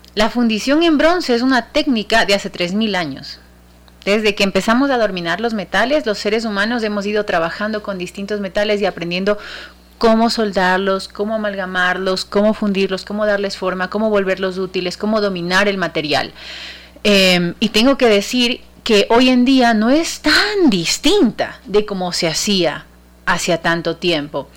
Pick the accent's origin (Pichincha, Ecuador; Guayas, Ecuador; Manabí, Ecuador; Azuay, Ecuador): Guayas, Ecuador; Guayaquil; nuestra iglesia eh, que nos representa por siempre como guayaquileños